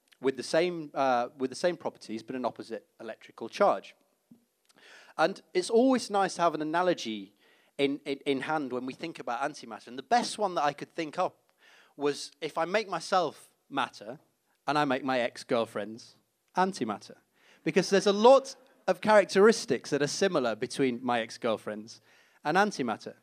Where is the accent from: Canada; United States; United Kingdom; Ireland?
United Kingdom; Leeds, Yorkshire and the Humber; moved away; being a kid growing up in Leeds, actually. That's where I'm from